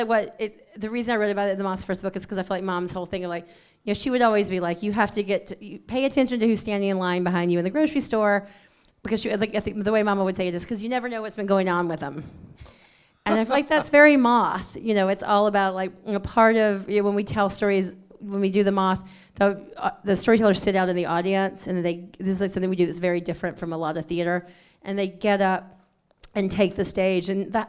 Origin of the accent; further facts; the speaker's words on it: Alabama, United States; I mean, definitely surrounded by storytellers. You know, like I grew up with like my grandmothers telling like stories